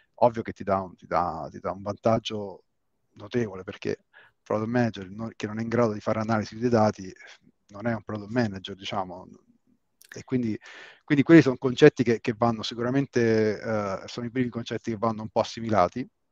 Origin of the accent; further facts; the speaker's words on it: Rome, Lazio, Italy; io sono di Roma